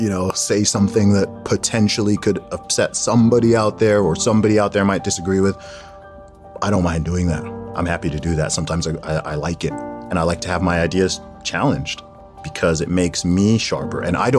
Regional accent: Saudi Arabia; also born or lived in England, United Kingdom; I was born in the UK, in England specifically, to Nigerian parents. And I grew up in Saudi Arabia. I lived there for about 19 or 20 years in total.

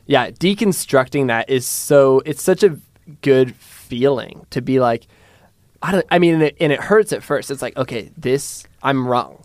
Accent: Pullman, Washington, United States; I grew up in Pullman, Washington

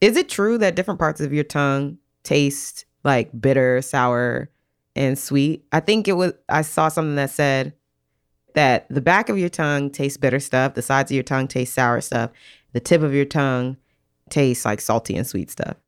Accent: Maryland, United States; I'm from Maryland

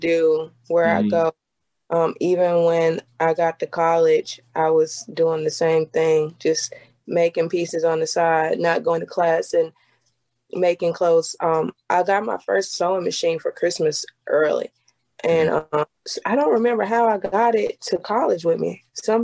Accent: Venice, South Carolina, United States; I'm from Venice, South Carolina, town about this big

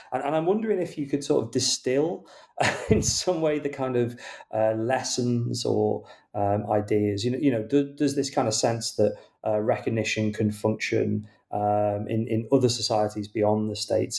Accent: United Kingdom; as a British reader

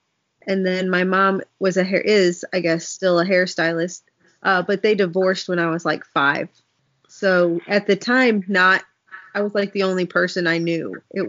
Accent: Bloomington, Illinois, United States; I grew up in Central Illinois, very far away from Chicago, middle of cornfields, but in Bloomington, where we have State Farm.

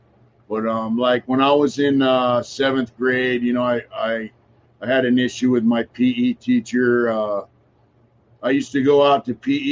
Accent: San Diego, California, United States; now in Los Angeles, United States; I grew up in San Diego.

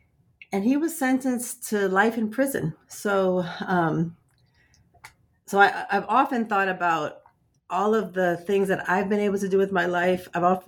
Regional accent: Washington, District of Columbia, United States; but I live in DC, and I've been coming back to DC for the past few years for research for this book, but I'm also originally from Washington, DC.

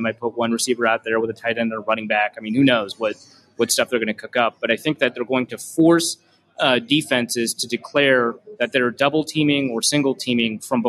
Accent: Minnesota, United States; I'm Minnesotan

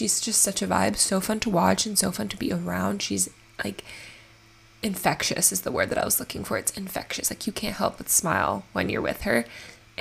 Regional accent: Miami, Florida, United States; I'm born and raised in Miami

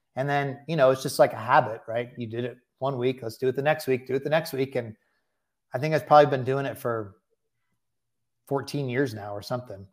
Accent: Bay Area, California, United States; moved away; also born or lived in Delaware; I was born in the Bay Area

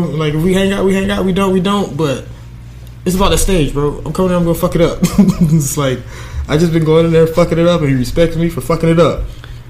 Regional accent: Miami, Florida, United States; now in Coral Springs, United States; born and raised in Miami. I live in Coral Springs.

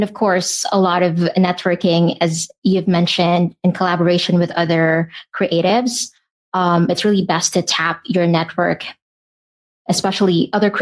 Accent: Philippines; I'm from the Philippines

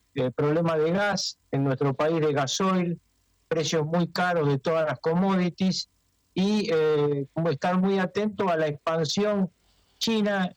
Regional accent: Argentina

